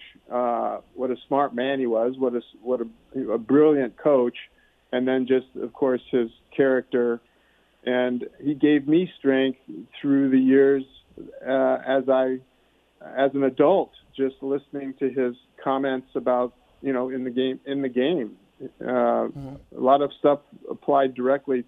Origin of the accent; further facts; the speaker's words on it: Omaha, Nebraska, United States; I grew up in Omaha, a suburb of Omaha, actually, but in Nebraska